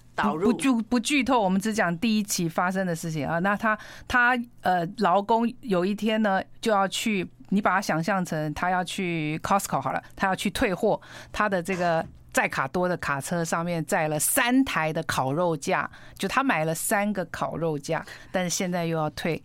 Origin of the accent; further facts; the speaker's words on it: Pingtung County, Taiwan; moved away; 我，我小时候在屏东